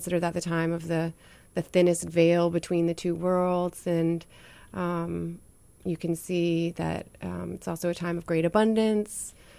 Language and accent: English; New Hampshire, United States; born there; also born or lived in New Orleans, United States; now in Savannah, United States; I was born in New Hampshire, and I was born in the White Mountains.